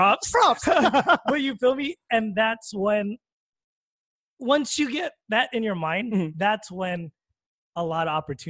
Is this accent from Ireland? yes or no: no; Philippines; First of all, brother, I'm Filipino.